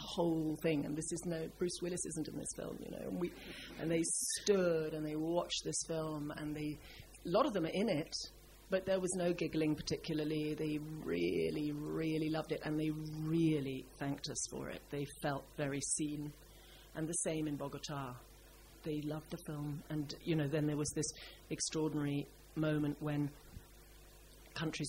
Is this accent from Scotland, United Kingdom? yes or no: yes; Scotland, United Kingdom; I'm from Scotland